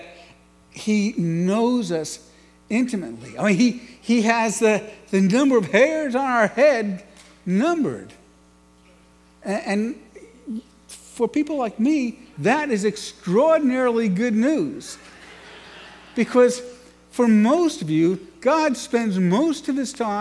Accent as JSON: {"language": "English", "town": "New York City", "region": "New York", "country": "United States", "tie": "born or raised there", "said": "I grew up in New York City, and the home I grew up in was profoundly disconnected"}